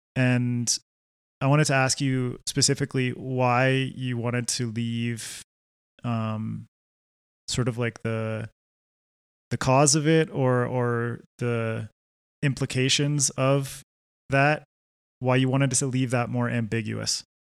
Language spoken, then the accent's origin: English; Canada; now in Quito, Ecuador; I grew up in Canada